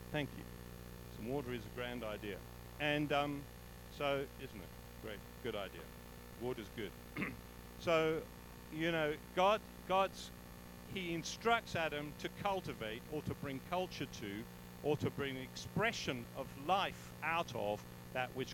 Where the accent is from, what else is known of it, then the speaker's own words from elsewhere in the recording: England, United Kingdom; moved away as an adult; now in South Africa; I was brought up in England